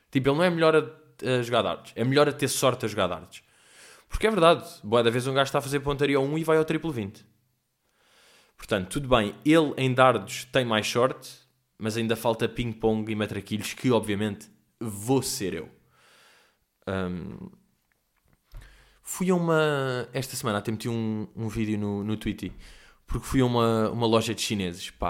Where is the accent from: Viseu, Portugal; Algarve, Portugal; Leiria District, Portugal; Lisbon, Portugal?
Lisbon, Portugal; uh, pá, tenho 25 anos, venho de Lisboa, pá, e sou humorista.